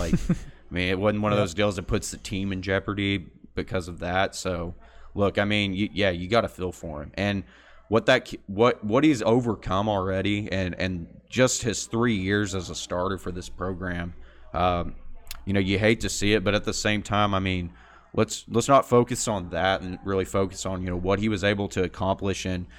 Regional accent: Midland, Texas, United States; Like, growing up in Midland, the fact that, you know, I'm used to Central.

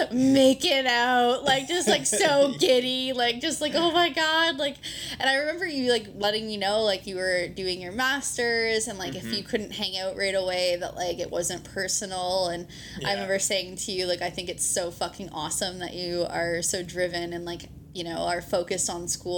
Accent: Ontario, Canada; moved away; I'm from Ontario originally

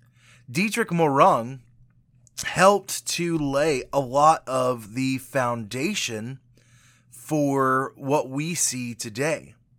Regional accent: Würzburg, Bavaria, Germany; I grew up in Germany. My dad was stationed in Würzburg, Germany.

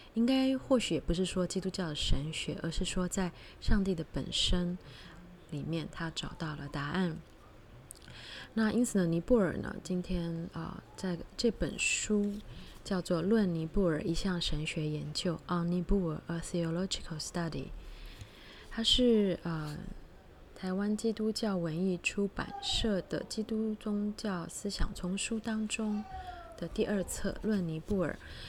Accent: George Town, Penang, Malaysia; 我们的家乡是有就，呃，在马来西亚槟城

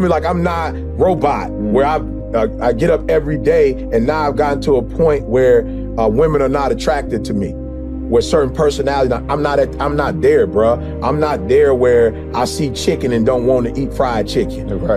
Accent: Detroit, Michigan, United States; I grew up in Motown

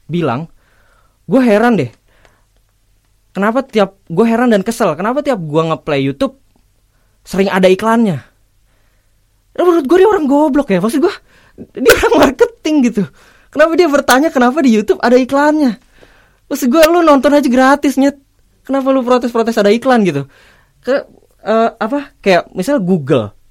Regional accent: Bekasi, West Java, Indonesia; jadi ada fenomena bully Bekasi di mana gue adalah orang Bekasi

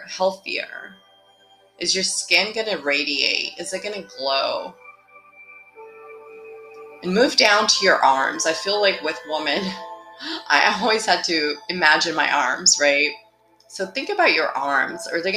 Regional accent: Brazil; moved away; I'm from Brazil

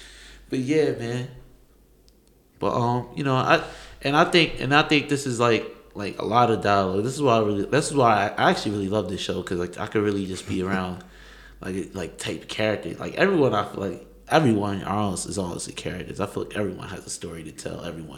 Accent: New York, United States; Yeah, I'm from New York.

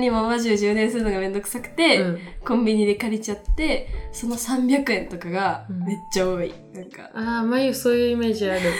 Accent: Hiroshima, Japan; moved away; 地元の広島にも帰ったし、

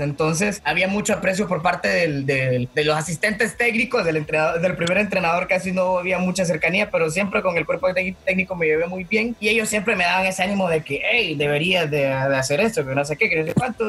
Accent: El Progreso, Yoro, Honduras; soy, soy de Honduras

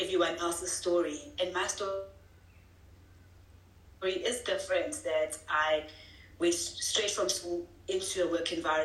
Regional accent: Vryheid, KwaZulu-Natal, South Africa; Come from a small town of called Freyheit in KwaZulu-Natal. I grew up there all my life.

